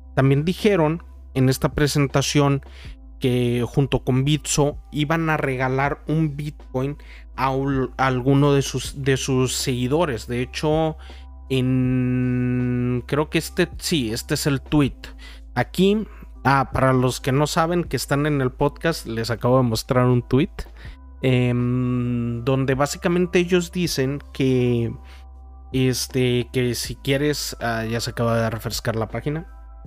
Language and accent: Spanish; Mexico; yo soy de México y aquí existe uno de los unicornios eh, de nuestro país